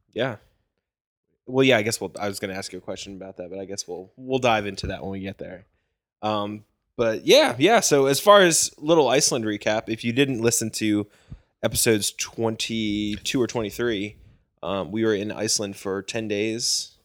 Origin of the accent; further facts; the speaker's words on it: Virginia, United States; I'm from Virginia, like, I've seen mountains all the time